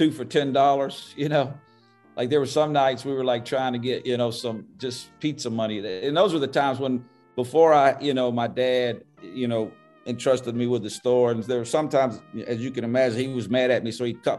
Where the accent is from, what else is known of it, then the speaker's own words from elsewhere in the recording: Birmingham, Alabama, United States; I was born in Birmingham. I'm going to die in Birmingham